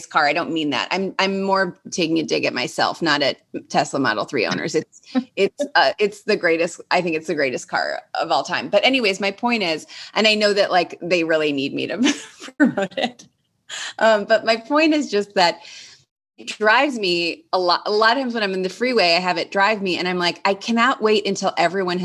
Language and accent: English; Cleveland, Ohio, United States; moved away as an adult; now in Los Angeles, United States; growing up in Cleveland in high school